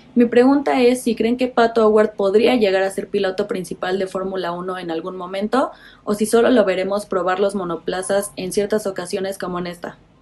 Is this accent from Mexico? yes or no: yes; State of Mexico, Mexico; soy del Estado de México